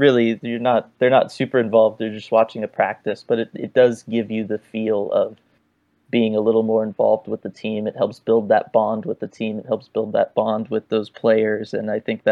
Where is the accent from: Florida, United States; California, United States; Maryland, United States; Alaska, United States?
California, United States; San Jose; now in Southern California, United States; my days growing up in San Jose.